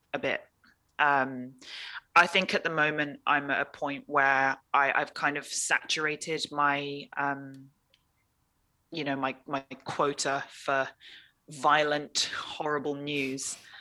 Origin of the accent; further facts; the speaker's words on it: London, United Kingdom; moved away as an adult; also born or lived in Hong Kong / Scotland; now in Senegal; I was born in Hong Kong, grew up in London, and then when I turned eighteen, I moved to Scotland